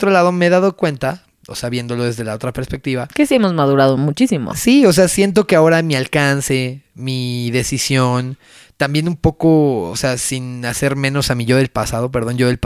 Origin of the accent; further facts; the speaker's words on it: Mexico; pero así somos los mexicanos.